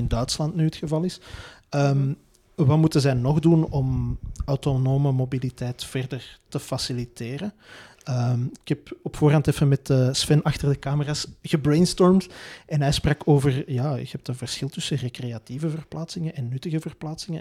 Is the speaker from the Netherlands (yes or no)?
no; Belgium; wij als Belgen